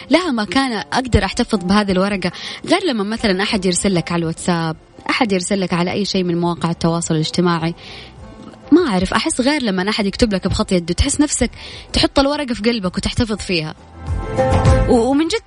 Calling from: Jeddah, Makkah Province, Saudi Arabia; من جدة

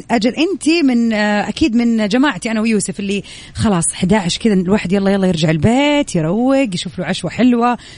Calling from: Al-Ahsa, Eastern Province, Saudi Arabia; … الأحساء

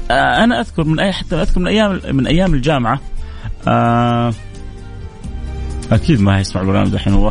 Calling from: Dammam, Eastern Province, Saudi Arabia; السلام عليكم … من الدمام

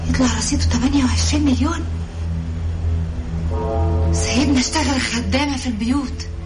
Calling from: Jeddah, Makkah Province, Saudi Arabia; من جده

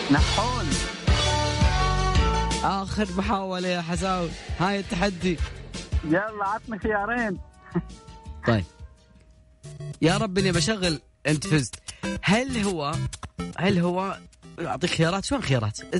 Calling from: Najran, Najran Province, Saudi Arabia; أنا بكلمك من نجران

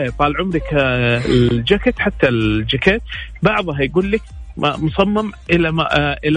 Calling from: Riyadh, Riyadh Province, Saudi Arabia; اه من الرياض

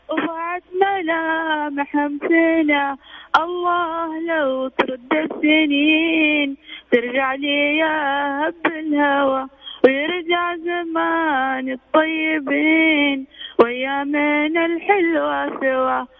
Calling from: Riyadh, Riyadh Province, Saudi Arabia; والله من الرياض

